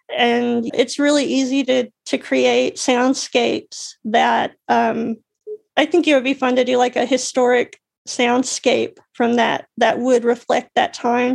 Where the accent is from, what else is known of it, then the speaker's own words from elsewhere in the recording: Alabama, United States; moved away; I grew up in Alabama